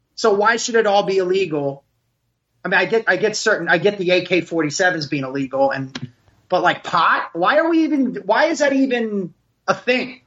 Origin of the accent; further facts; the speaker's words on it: Passaic, New Jersey, United States; also born or lived in Princeton, New Jersey / Plantation, Florida; I grew up in Passaic